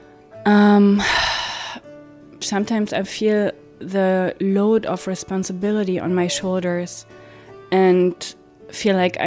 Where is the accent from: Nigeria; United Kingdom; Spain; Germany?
Germany; East Germany; moved away as an adult; now in United States; I'm German. I'm from East Germany